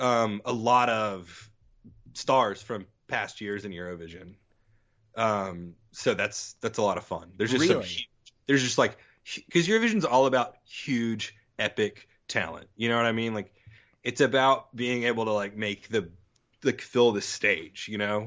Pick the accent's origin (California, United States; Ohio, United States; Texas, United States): Texas, United States; born or raised there; moved away; also born or lived in Mississippi